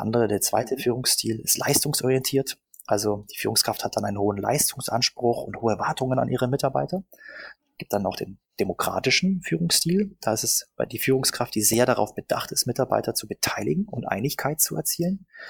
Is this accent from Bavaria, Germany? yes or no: yes; Augsburg, Bavaria, Germany; moved away as an adult; now in Berlin, Germany; Ich äh, bin ursprünglich aus Augsburg und äh, verstecke meine bajuwarische Hintergrund seit ungefähr 15 Jahren hier in Berlin